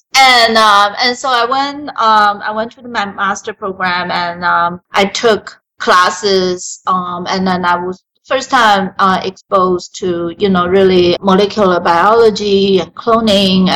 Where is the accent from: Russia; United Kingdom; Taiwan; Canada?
Taiwan; moved away; I was born and raised in Taiwan.